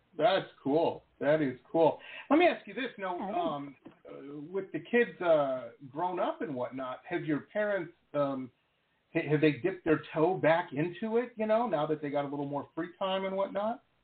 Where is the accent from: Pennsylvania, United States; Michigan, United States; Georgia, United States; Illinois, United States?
Michigan, United States; Detroit; also born or lived in Southern California; now in Florida, United States; I grew up in Metro Detroit. I've lived all over. Lived in Southern California for a while